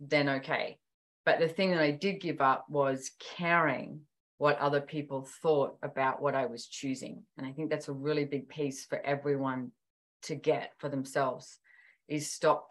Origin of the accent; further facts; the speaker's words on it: Sydney, New South Wales, Australia; I was born and bred in Sydney